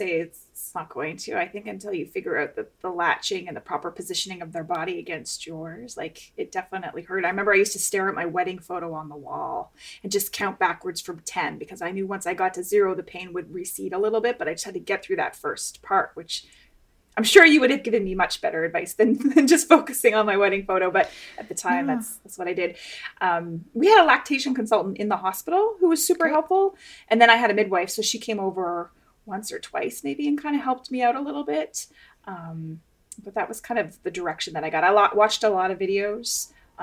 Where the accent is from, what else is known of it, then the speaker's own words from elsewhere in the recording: Canada; also born or lived in West Coast, United States; now in United States; I grew up in Canada.